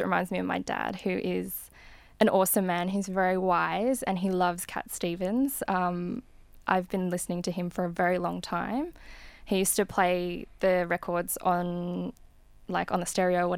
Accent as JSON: {"language": "English", "country": "Australia", "tie": "born or raised there", "said": "Not home just as in Australia, but I mean home as in like my hometown and my house"}